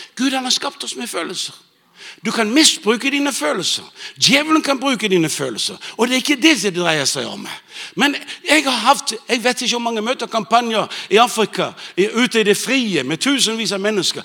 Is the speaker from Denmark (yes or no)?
yes; Bornholm, Capital Region of Denmark, Denmark; moved away; jeg vokste opp på Bornholm